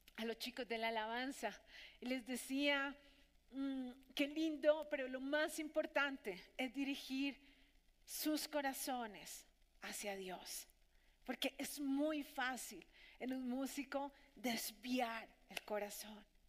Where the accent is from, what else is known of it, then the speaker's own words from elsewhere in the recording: Colombia; nuestros conciudadanos aquí, en nuestra Colombia